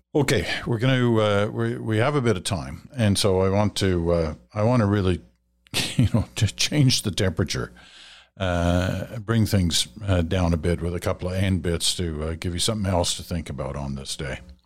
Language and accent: English; Ottawa, Ontario, Canada; also born or lived in England / Malaya; my first memories of a tree were growing up in Ottawa